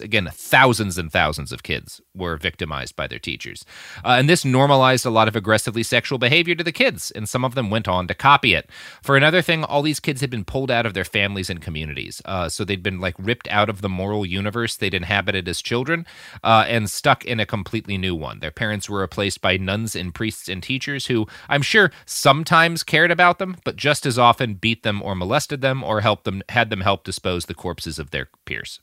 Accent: United States; as an American

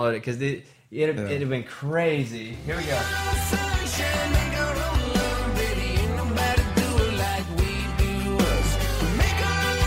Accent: Arkansas, United States; moved away; I grew up in Arkansas, so my grandma was a huge … fan

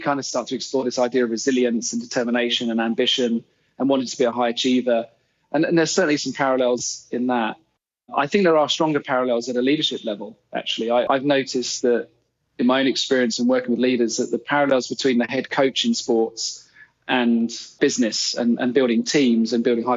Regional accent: England, United Kingdom; also born or lived in Canada; as an English player

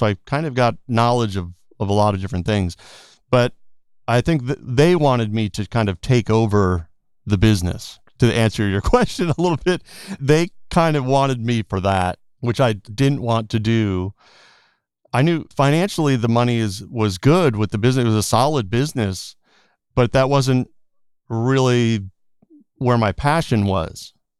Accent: East Coast, United States; Just growing up in the East Coast, I really didn't think of LA, even though I knew LA was definitely a big location on the list for music.

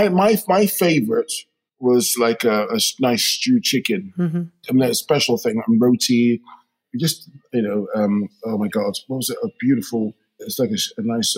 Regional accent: London, United Kingdom; I grew up in, firstly, Shepherd's Bush, West London

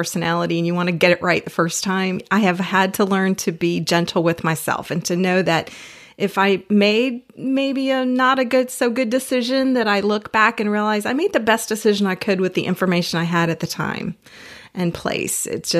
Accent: Lakeland, United States; moved away as an adult; I had an ideal childhood growing up in Lakeland. We moved here when I was 4 years old.

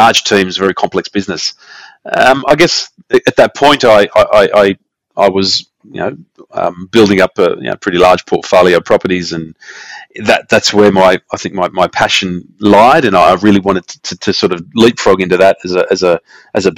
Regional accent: Sydney, New South Wales, Australia; I grew up in the southwest of Sydney. In the suburbs of in and around Fairfield and further on down in Liverpool.

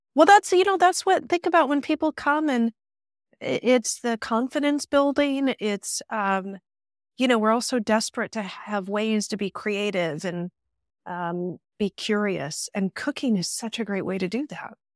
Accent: Chicago, Illinois, United States; moved away as an adult; also born or lived in London; now in Paris, France; Accent gives me away. I'm from Chicago

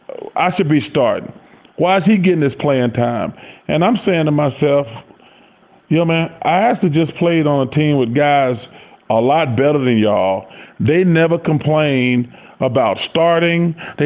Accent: Leeds, Alabama, United States; And growing up in Leeds, it's only like 2 hours from Atlanta. So everybody got a chance to come.

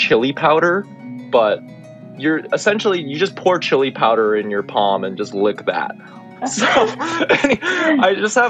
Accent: El Paso, Texas, United States; I grew up in El Paso, Texas. You know, it's on the Mexican border.

